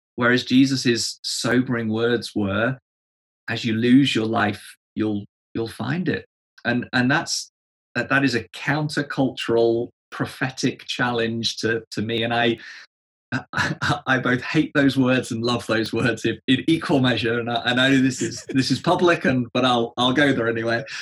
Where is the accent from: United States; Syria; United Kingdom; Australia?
United Kingdom; England; Being an Englishman